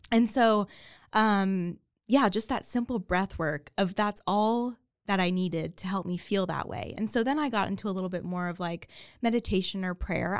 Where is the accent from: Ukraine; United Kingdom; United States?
United States; Waco, Texas; also born or lived in New York; born and raised in Waco, grew up here